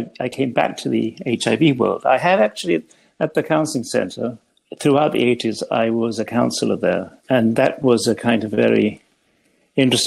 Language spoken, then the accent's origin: English; England, United Kingdom; moved away as an adult; now in Toronto, Canada; I trained in England, where I grew up